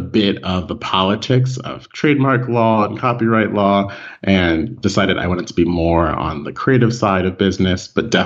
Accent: Washington, District of Columbia, United States; moved away as an adult; also born or lived in Rockville, Maryland / Silver Spring, Maryland; now in Barcelona, Spain; I'm originally from the Washington, D.C. area. So my first home was in the city, and then we moved back and forth between Rockville, Maryland, Silver Spring, Maryland, and back into the capital.

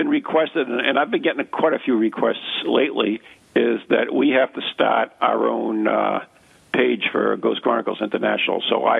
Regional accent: United States; I'm an American.

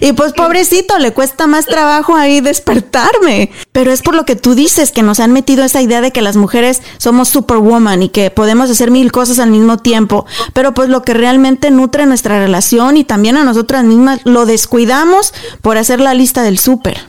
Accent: Mexico; moved away as an adult; yo hablo por nosotras las mexicanas, eh, yo me crié en México hasta los 22 años

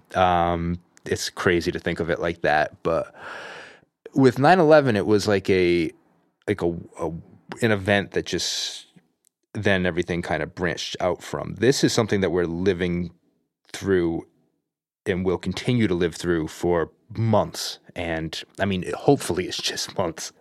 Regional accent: Providence, Rhode Island, United States; now in California, United States; I'm originally from Providence, Rhode Island

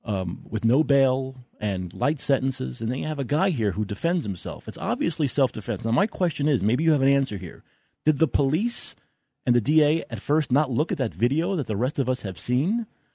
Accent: New York City, New York, United States; also born or lived in Staten Island; I'm a guy from New York, I'm a kid from Brooklyn, I lived on, like you, I lived on Staten Island for 20 years.

